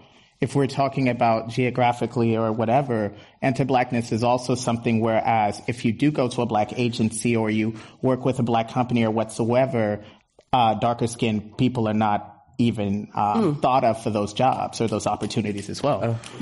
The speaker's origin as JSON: {"language": "English", "town": "Berkeley", "region": "California", "country": "United States", "tie": "born or raised there", "said": "growing up in Berkeley, I went to Berkeley Public. I went to Berkeley High School."}